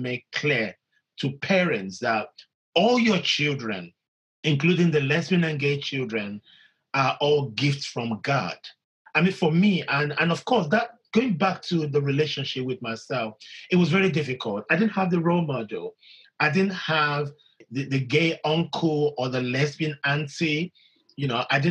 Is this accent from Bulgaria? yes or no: no; Nigeria; when you grow up in a society that is vast and diverse as the Nigerian culture